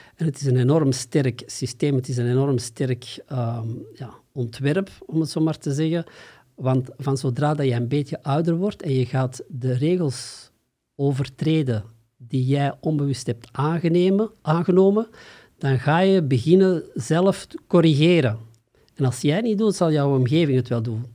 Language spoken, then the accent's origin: Dutch; Antwerp, Flanders, Belgium; ik kom uit Antwerpen, of ten zuiden van Antwerpen